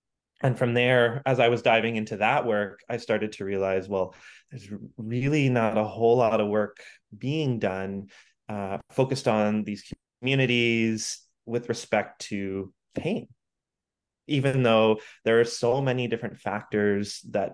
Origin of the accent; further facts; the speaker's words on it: Ontario, Canada; moved away as an adult; now in Vancouver, Canada; I grew up in Ontario